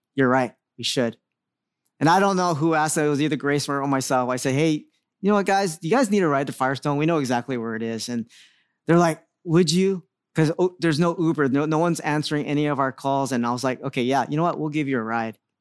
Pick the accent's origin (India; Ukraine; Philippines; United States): Philippines; I'm Filipino